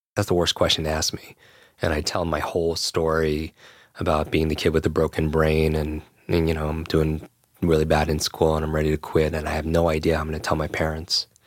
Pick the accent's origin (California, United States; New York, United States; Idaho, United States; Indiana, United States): New York, United States; Westchester; I grew up in Westchester right here